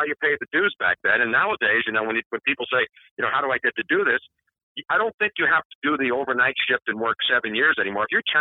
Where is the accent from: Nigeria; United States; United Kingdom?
United States; Philadelphia, Pennsylvania; accent: Philadelphia; a kid off the streets of South Philly